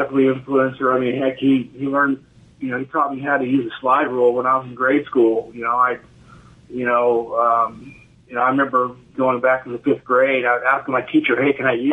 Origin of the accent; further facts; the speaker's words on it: Roswell, New Mexico, United States; now in Texas, United States; primarily I grew up in Roswell, but we have a ranch up in northern New Mexico also